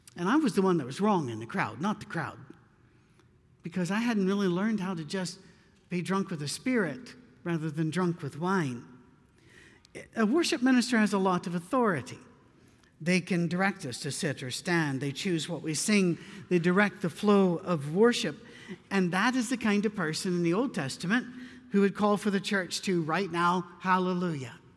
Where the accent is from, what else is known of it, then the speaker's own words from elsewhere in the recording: Scotland, United Kingdom; moved away; I'm not very Scottish anymore. I've been away for a long time, but I'm too Scottish for